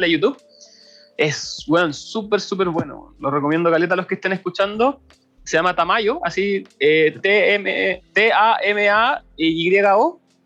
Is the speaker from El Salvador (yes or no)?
no; Chile; Nosotros somos los chilenos